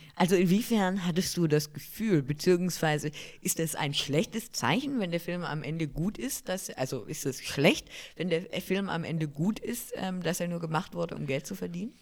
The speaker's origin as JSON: {"language": "German", "country": "Germany", "said": "bei uns in Deutschland"}